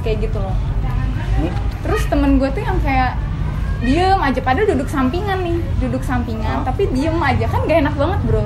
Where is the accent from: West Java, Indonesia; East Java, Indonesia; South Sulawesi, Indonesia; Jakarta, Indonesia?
West Java, Indonesia; Karawang; Gua Jawa Barat